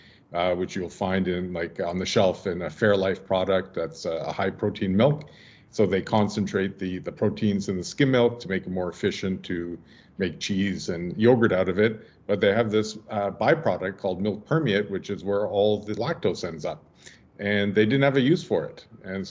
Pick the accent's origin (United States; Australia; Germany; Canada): Canada; Ottawa, Ontario; I grew up mostly in Ottawa.